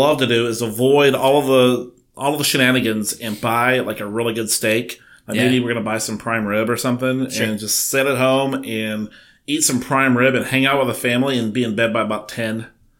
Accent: United States; as an American

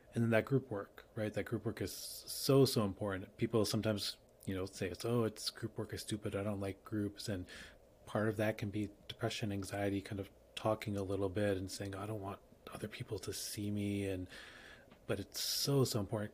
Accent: New York, United States; I'm a New Yorker

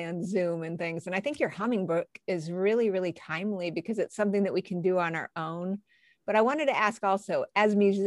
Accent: New Mexico, United States; moved away; I'm from New Mexico originally

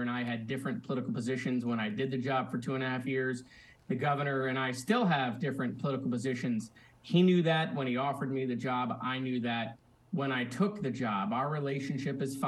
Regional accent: Parkland, Florida, United States; my state house district, in my hometown, at my high school, at Marjory Stoneman Douglas

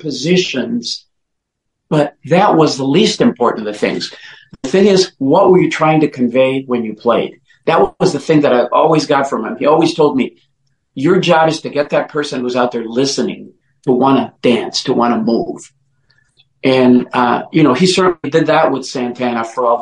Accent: Oaxaca, Mexico; also born or lived in Mexico City; now in Detroit, United States; I was born in Mexico, in the southwest part of Mexico, in a state called Oaxaca

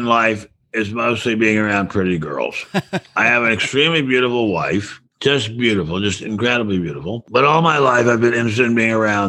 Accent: United States; I worship him as a Jew and as an American.

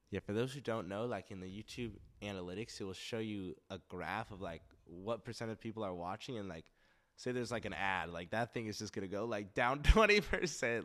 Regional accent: Westlake Village, California, United States; also born or lived in Santa Monica; It's in Westlake Village, very nice area.

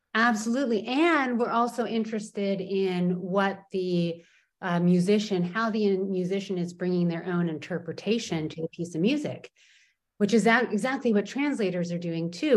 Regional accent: California, United States; also born or lived in Portland, Oregon; now in Poland; I am definitely a Californian, but a Californian who often lives not in California.

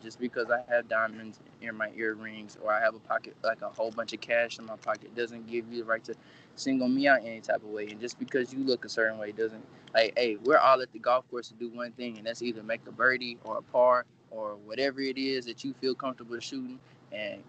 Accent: East Texas, United States; my family growing up here in East Texas, like, man, since I was probably 4 years old

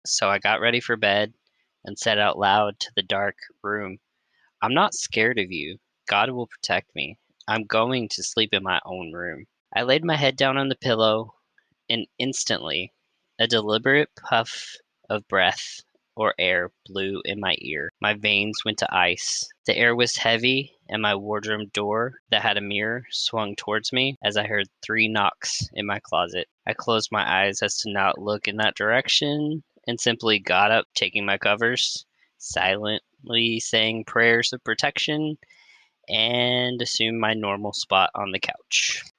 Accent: the South, United States; We grew up in the South, which comes with a whole lot of superstition passed down between generations.

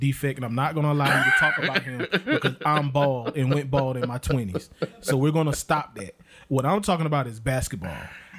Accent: Manning, South Carolina, United States; moved away as an adult; also born or lived in Phoenix, Arizona; now in Greenville, United States; I'm from Manning, same as Kelvin. From there, went to Newberry College undergrad, graduated, moved to Phoenix, lived in Phoenix 8 years, I want to say. It's kind of been a blur now. And been in Greenville now the last 9 years.

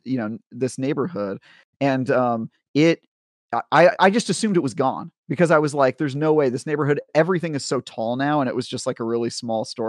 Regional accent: Oakland, California, United States; I grew up in Oakland in the nineties

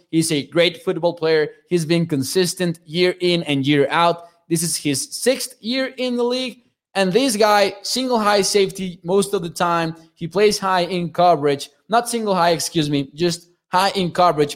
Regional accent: Mexico; I am from Mexico. I am from Mexico

